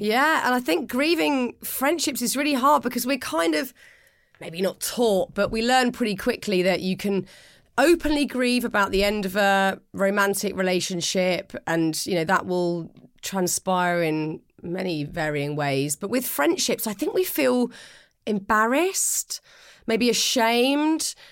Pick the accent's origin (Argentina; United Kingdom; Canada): United Kingdom; I'm British and I have spent the last forty-one years m, mainly in the U K